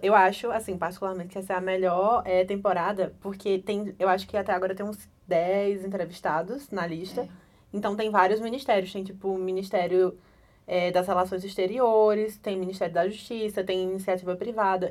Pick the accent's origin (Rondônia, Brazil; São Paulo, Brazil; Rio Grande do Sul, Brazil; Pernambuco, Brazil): Pernambuco, Brazil; moved away as an adult; now in Brasília, Brazil; eu sou pernambucana.